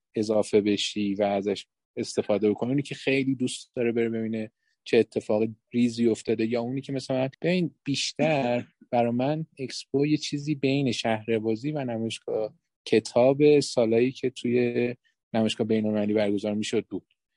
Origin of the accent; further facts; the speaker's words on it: Iran; ما خودمونم که بالاخره در همینجا بزرگ شدیم